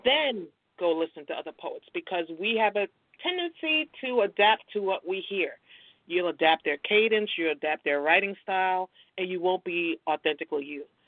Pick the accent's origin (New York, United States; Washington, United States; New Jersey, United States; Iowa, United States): New York, United States; Brooklyn; now in Virginia, United States; I'm originally from Brooklyn, New York. Brooklyn's in the house.